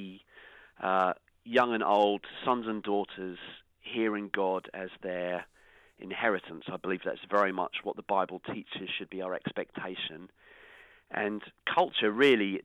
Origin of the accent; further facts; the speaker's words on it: the South Coast, South East England, United Kingdom; moved away as an adult; also born or lived in Newcastle; now in Bedford, United Kingdom; I grew up on the South Coast